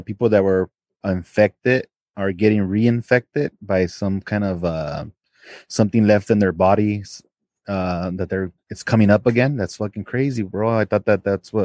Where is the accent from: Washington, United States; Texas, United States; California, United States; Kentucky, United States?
California, United States; Los Angeles; I have some people that we grew up with back in El Sereno.